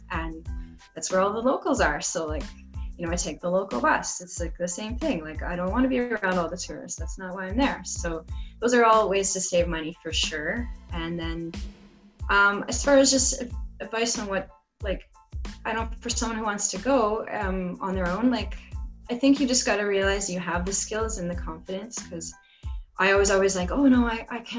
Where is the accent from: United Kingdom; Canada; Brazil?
Canada; in Canada too, we have the French section